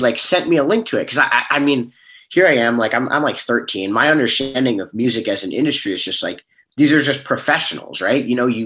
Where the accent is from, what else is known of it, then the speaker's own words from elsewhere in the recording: Bellevue, Washington, United States; I actually grew up in Bellevue